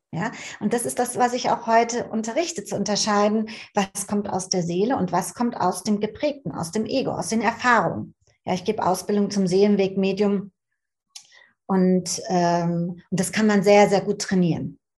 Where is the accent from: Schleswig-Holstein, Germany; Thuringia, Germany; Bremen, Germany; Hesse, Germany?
Hesse, Germany; Frankfurt; Also ich bin in Frankfurt aufgewachsen.